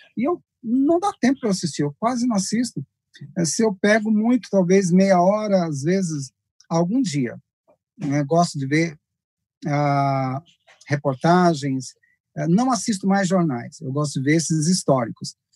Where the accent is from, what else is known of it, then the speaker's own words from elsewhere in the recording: Rubiataba, Goiás, Brazil; moved away; also born or lived in Goiânia; eu morava no interior, o pastor Luiz está lá na minha região, morava lá em Rubiatava